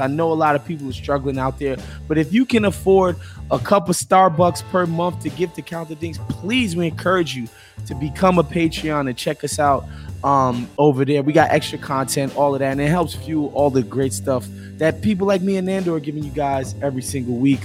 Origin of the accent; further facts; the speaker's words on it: New York, United States; as a New Yorker